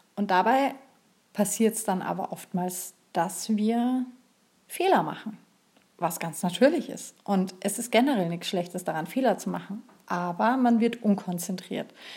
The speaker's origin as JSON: {"language": "German", "region": "Bavaria", "country": "Germany", "said": "hier bei uns in Bayern"}